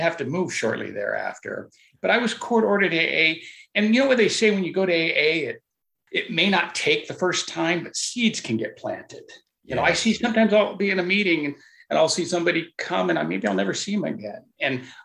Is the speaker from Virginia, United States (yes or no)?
yes; Haymarket, Virginia, United States; I'm from the Haymarket, Virginia area